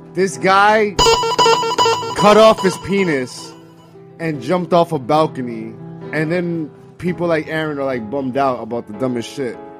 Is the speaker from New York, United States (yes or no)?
yes; New York, United States; I'm from New York